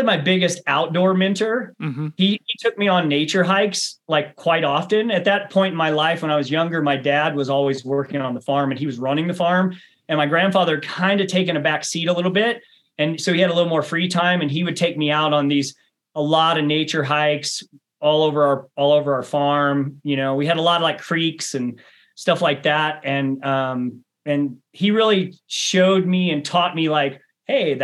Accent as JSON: {"language": "English", "region": "rural Missouri", "country": "United States", "tie": "born or raised there", "also_born_or_lived": "Bend, Oregon", "moved": "yes", "lives_now": "Flagstaff, United States", "said": "I grew up on a 700-acre family farm"}